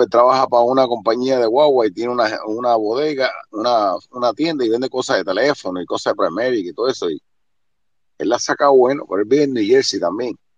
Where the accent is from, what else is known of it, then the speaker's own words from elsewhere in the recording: Cuba; moved away as an adult; Yo salí hace 40 años de Cuba, llevo 35 en el norte